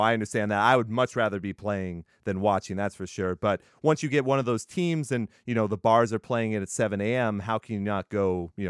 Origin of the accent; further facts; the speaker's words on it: Texas, United States; I'm an Air Force brat, so I've lived all around. I'm from Texas. Yo, that's why I wear hoodies in the summer.